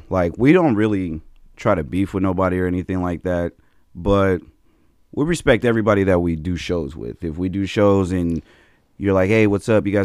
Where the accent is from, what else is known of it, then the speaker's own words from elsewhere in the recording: Las Vegas, Nevada, United States; That's oh yeah. That's I got hard. a real family out here. That's all. You said I'm really from Vegas.